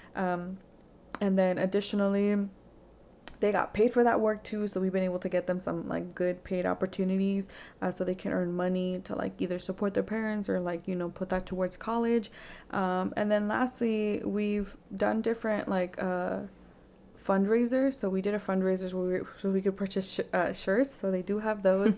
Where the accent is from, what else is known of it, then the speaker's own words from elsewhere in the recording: Vancouver, Washington, United States; growing up in Vancouver, there wasn't really many resources